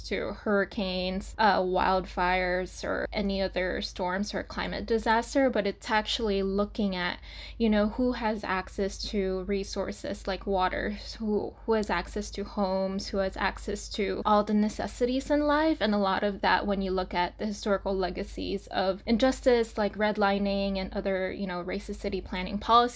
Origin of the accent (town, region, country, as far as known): Saipan, Northern Mariana Islands; born or raised there; moved away as an adult; also born or lived in Portland, Oregon; now in New York City, United States